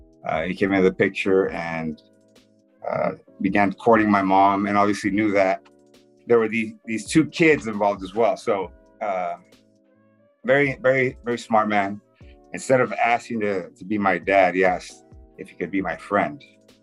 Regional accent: Tijuana, Baja California, Mexico; also born or lived in San Diego, California; originally from Tijuana, Mexico, just south of the border, just a couple hours south of here. Born on both sides of the border, raised on both sides of the border, meaning Tijuana and San Diego, California

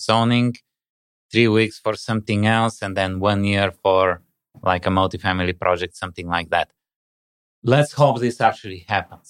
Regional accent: Bulgaria; now in Canada; I come from Bulgaria

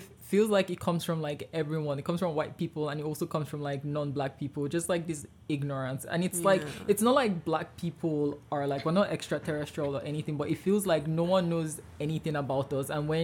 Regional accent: Imo, Nigeria; now in Manitoba, Canada; I'm from Imo State

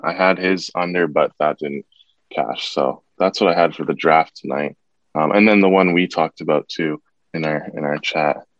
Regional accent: Toronto, Ontario, Canada; I'm from Toronto myself

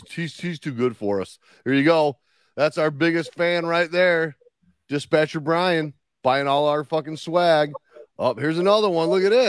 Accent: Russia; I mean, I'm from Russia. I went to school in Minnesota or Canada.

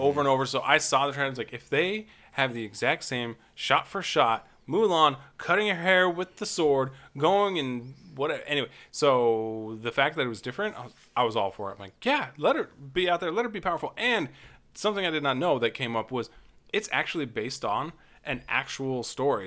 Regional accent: Nevada, United States; I grew up in Nevada

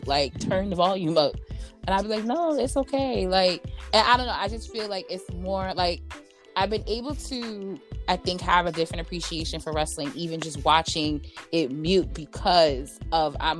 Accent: New York, United States; I'm from New York

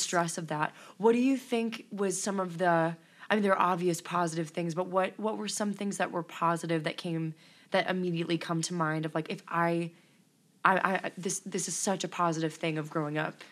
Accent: Elkhart, Indiana, United States; moved away as an adult; now in Stark County, Indiana, United States; I'm originally from Elkhart, Indiana, and I thought that was a small town

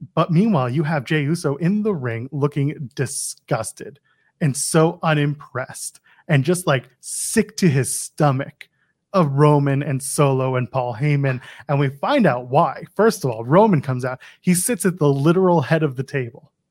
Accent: Canada; I'm Canadian.

